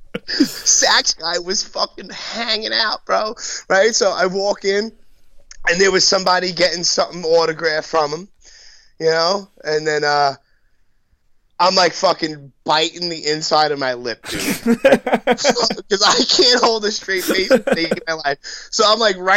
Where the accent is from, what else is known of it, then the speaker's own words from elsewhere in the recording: New York City, New York, United States; I'm from Brooklyn